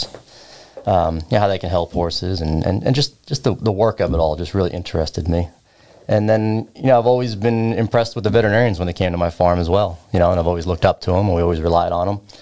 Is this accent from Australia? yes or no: no; Long Island, New York, United States; I was born in Long Island, New York.